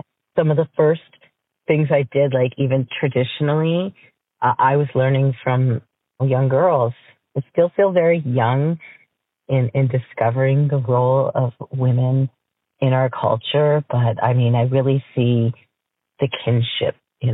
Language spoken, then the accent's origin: English; Chimnissing, Ontario, Canada; I'm from Chimnising, which is Bosley First Nation. I'm Ojibwe and Potawatomi. I'm also European as well.